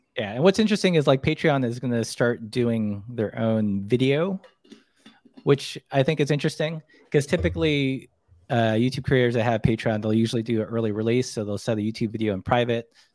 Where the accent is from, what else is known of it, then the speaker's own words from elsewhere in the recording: Glendale, California, United States; also born or lived in Philippines / Long Beach, California / Portland; now in Missoula, United States; I was born in the Philippines. We immigrated here when I was really young. So for the most part, you know, grew up in Southern California, like Glendale, Burbank.